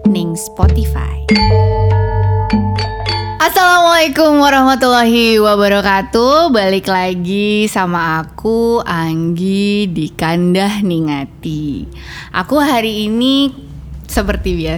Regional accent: Java, Indonesia; aku orang Jawa gitu kan

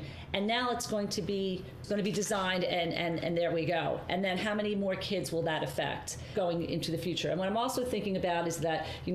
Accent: Margate, New Jersey, United States; also born or lived in Atlantic City; growing up in Margate, growing up in these areas, growing up in Atlantic City

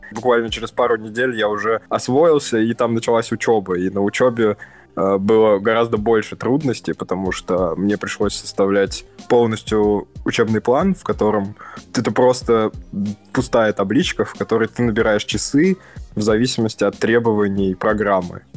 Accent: Samara, Samara Oblast, Russia; moved away as an adult; now in Finland; Я родился и вырос в Самаре, отличный город на берегу Волги. Прожил там э, до 22 лет

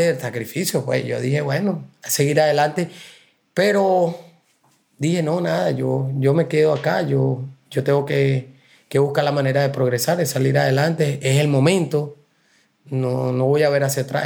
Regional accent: Puerto Cabello, Carabobo, Venezuela; moved away as an adult; now in New York, United States; Puerto Cabello, Venezuela, y es una costa.

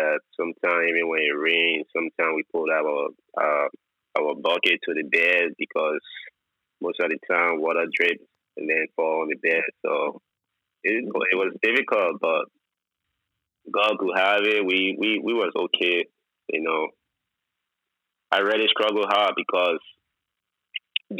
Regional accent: Monrovia, Liberia; moved away as an adult; also born or lived in Indonesia; I was born in Liberia

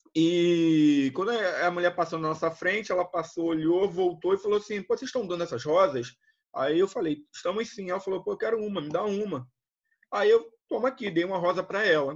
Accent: Rio de Janeiro, Brazil; also born or lived in Volta Redonda; now in Macaé, Brazil; eu sou do Rio

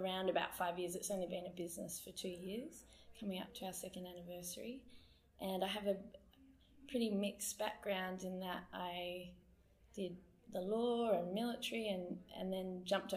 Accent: Perth, Western Australia, Australia; moved away as an adult; also born or lived in Sydney / Darwin / Melbourne / Adelaide; I grew up here in Perth, but I have been away for the last 9 years and decided to come back in December

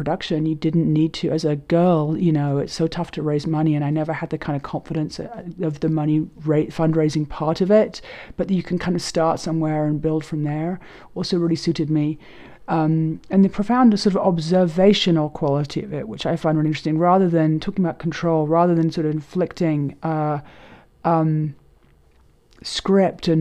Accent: London, United Kingdom; moved away as an adult; also born or lived in New York; Growing up in London

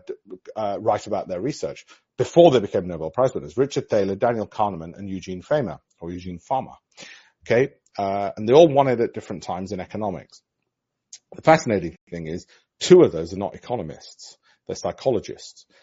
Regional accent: Yorkshire and the Humber, United Kingdom; I'm from Yorkshire, lunch or what we call dinner up north

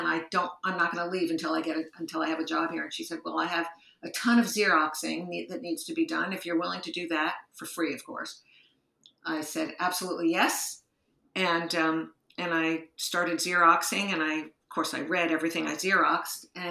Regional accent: Rutherford, New Jersey, United States; moved away as an adult; now in New York City, United States; I was raised in Rutherford, New Jersey, which is a small town about 20 minutes outside the city

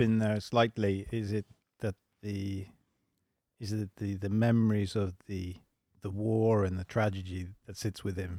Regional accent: England, United Kingdom; moved away as an adult; also born or lived in London; now in Sweden; I am English. I live in Sweden.

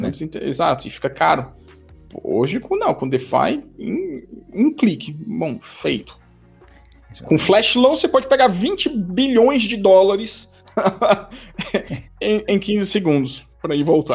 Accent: Brazil; moved away as an adult; now in Switzerland; eu sou um brasileiro, mas eu moro na Suíça há quase 10 anos, saí do Brasil mais de 15 anos atrás

